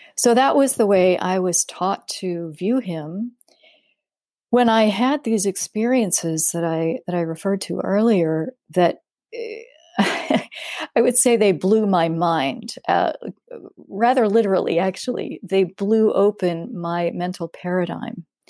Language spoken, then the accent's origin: English; Denver, Colorado, United States; I grew up in Denver